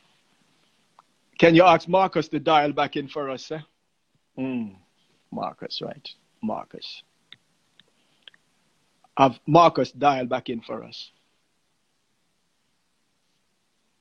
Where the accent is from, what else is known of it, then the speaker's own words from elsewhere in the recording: Jamaica; moved away; I grew up in Jamaica